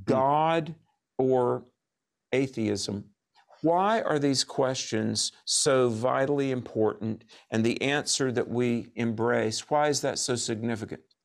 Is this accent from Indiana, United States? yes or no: no; North Carolina, United States; Raleigh is the capital city of my home state of North Carolina.